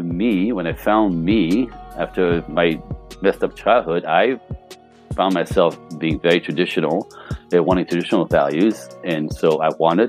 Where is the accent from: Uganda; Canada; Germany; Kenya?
Canada; moved away as an adult; also born or lived in Los Angeles; I'm Canadian